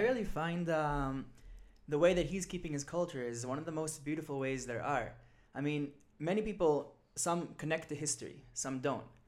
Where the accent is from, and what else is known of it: Israel; born or raised there; now in Jerusalem, Israel